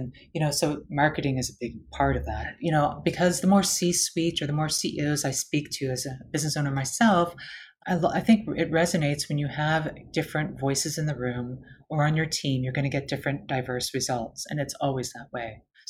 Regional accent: Canada; now in United States; as someone, especially as a Canadian in the US, I see those who don't have access.

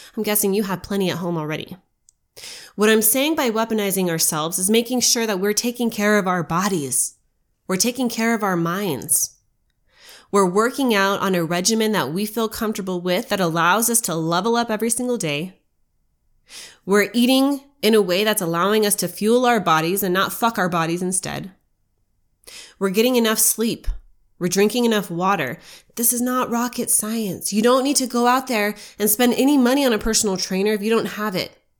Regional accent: United States; as an American

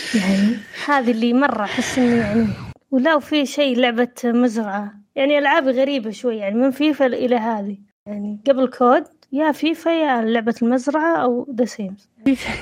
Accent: Saudi Arabia; عندنا في السعوديه

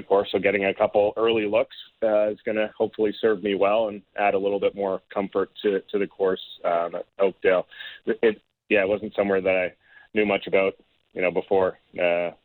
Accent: Canada; being a Canadian

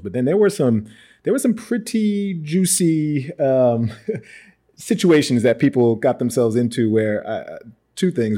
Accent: Westchester County, New York, United States; also born or lived in Yonkers / Bronx; now in Harlem, United States; I was born in uh, Yonkers, just north of, of New York City, and grew up in Westchester County. Moved to the Bronx uh, toward the end of high school

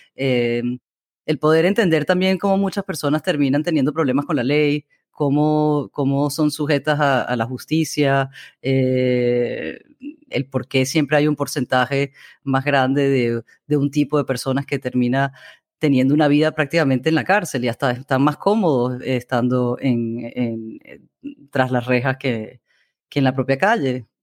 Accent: Amazonas, Venezuela; moved away; crecí en el Amazonas

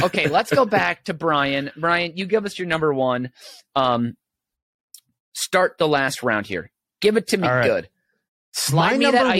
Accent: St. Paul, Minnesota, United States; which is my hometown, St. Paul.

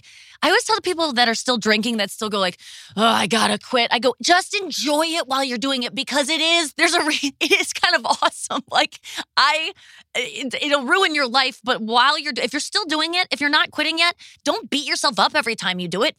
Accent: Ohio, United States; now in St. Louis, United States; I'm from Ohio too. But I moved to St. Louis from Ohio

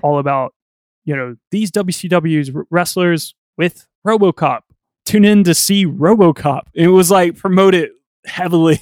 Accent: United States; I'm American

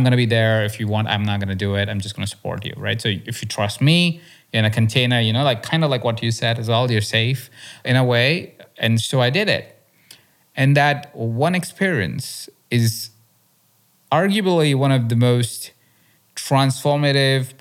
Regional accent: India; moved away; also born or lived in Malaysia; I grew up in India where it's even more intense

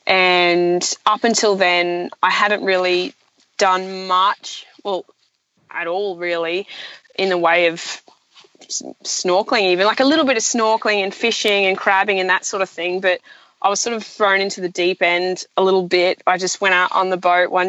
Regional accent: the Burdekin, North Queensland, Australia; also born or lived in Townsville; I grew up in the Burdekin, which is a cane farming district in North Queensland, just south of Townsville

